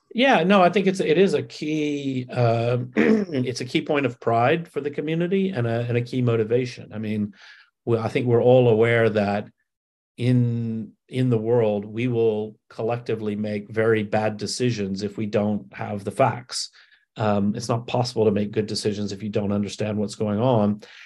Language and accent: English; Alabama, United States; I grew up in Alabama